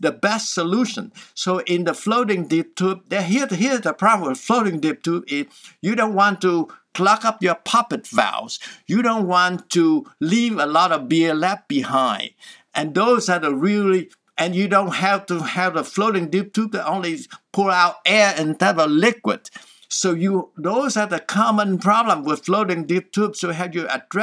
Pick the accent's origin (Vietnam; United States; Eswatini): Vietnam; Southern Vietnam; moved away; I'm from Vietnam, so we're from the south